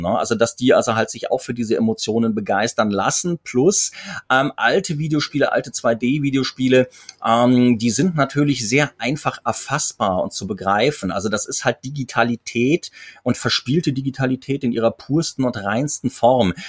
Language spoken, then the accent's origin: German; Mainz, Rhineland-Palatinate, Germany; also born or lived in Cologne; gebürtiger Kölner in Mainz aufgewachsen